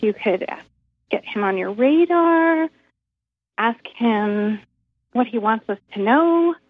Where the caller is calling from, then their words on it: Carlsbad, California, United States; I'm calling from Carlsbad, California, by the way.